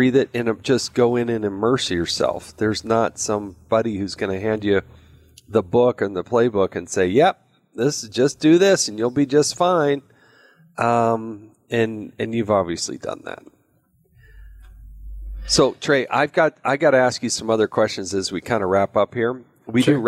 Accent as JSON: {"language": "English", "region": "Utah", "country": "United States", "said": "I happen to be from Utah"}